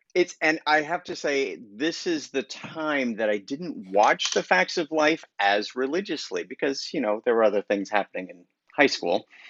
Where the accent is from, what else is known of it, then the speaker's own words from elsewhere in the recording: Colorado, United States; moved away; my upbringing was in Colorado